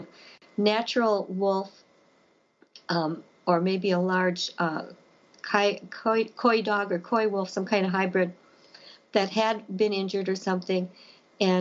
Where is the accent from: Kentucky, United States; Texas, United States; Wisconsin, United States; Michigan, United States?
Wisconsin, United States; Elkhorn; my hometown of Elkhorn